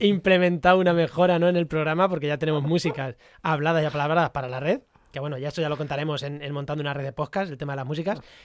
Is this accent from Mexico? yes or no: no; Munera, Castilla-La Mancha, Spain; moved away; also born or lived in Granada; Albacete, a mi pueblo, en Munera, en Albacete